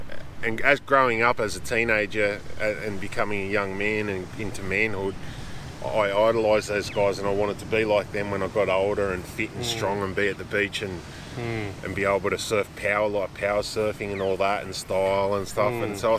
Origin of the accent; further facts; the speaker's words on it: Hawaii, United States; I grew up in Hawaii in a little way. Like, I'd spend a little bit of time on the North Shore of Oahu.